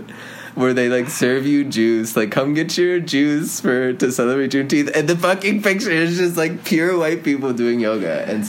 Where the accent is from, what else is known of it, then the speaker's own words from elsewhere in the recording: Denver, Colorado, United States; moved away as an adult; also born or lived in New York; I grew up in Denver, but again, like I spent my whole life kind of going in between the two.